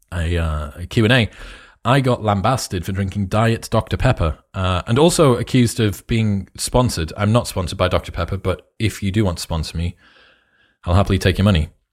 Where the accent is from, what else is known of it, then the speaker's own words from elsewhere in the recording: United Kingdom; also born or lived in Newcastle; I am British